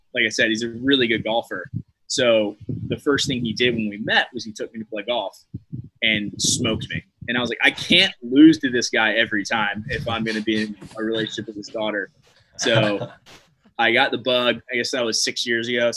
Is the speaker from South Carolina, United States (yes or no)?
yes; Myrtle Beach, South Carolina, United States; I grew up in Myrtle Beach, and I mean, most people in the golf world know of Myrtle Beach, South Carolina.